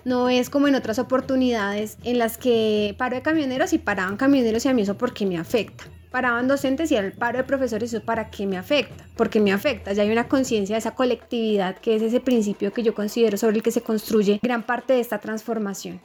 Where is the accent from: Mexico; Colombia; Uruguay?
Colombia; nosotros sí tenemos como sociedad, colombianos y colombianas